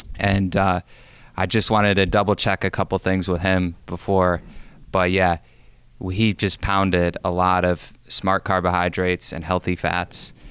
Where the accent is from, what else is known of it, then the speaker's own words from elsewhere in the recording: Binghamton, New York, United States; moved away; also born or lived in North Carolina; I grew up in Binghamton, New York